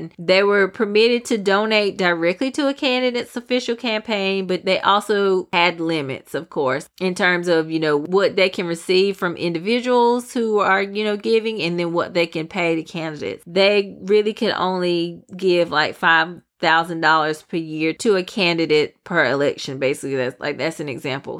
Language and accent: English; United States; we as the American people